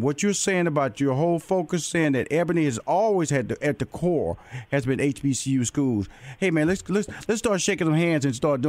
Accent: Houston, Texas, United States; I'm tell you where I'm from. I'm from Houston, Texas.

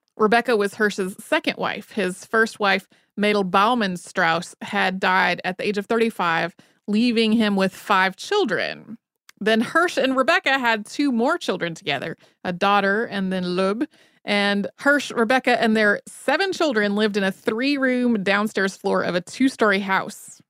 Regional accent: North Carolina, United States; I grew up in North Carolina, not all that far away from Cone Mills

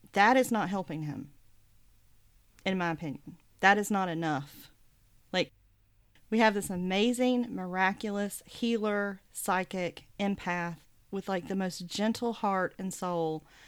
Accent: the South, United States; it was true of my experience growing up in the South

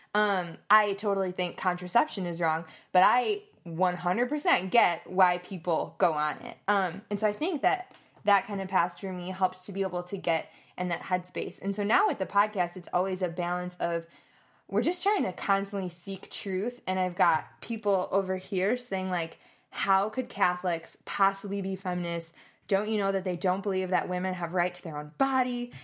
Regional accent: Madison, Wisconsin, United States; moved away as an adult; also born or lived in Louisiana; I'm from Madison, Wisconsin

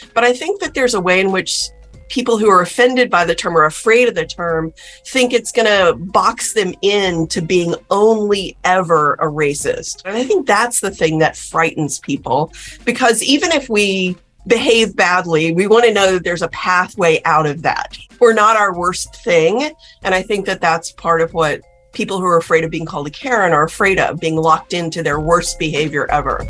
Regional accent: South Texas, United States; When I was growing up in South Texas

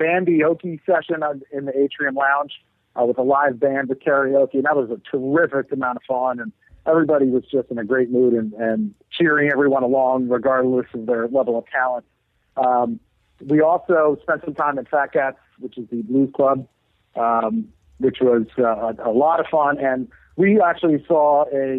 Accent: Northeast, United States; We're from the Northeast

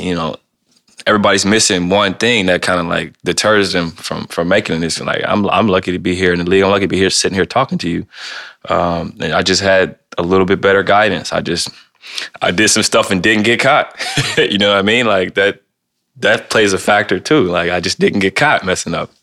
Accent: Ohio, United States; now in Portland, United States; I'm from Ohio

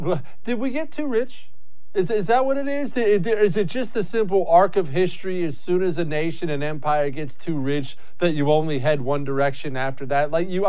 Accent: Texas, United States; I'm from the Republican suburbs of Texas.

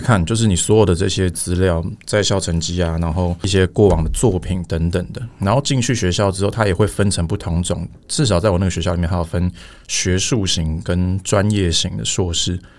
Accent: Taiwan; 我，我出生一直到大学毕业都是在台湾念书

